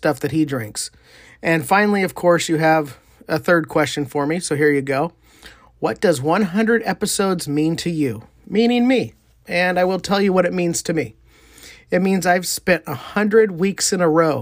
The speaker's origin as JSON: {"language": "English", "town": "Wilton", "region": "California", "country": "United States", "said": "I'm from Wilton, California"}